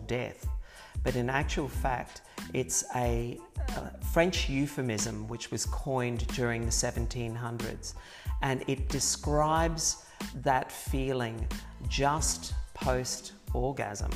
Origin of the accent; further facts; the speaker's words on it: Brisbane, Queensland, Australia; also born or lived in Ipswich, Queensland; we moved to Brisbane when I was three, so for all intents and purposes, I I grew up yeah. in Brisbane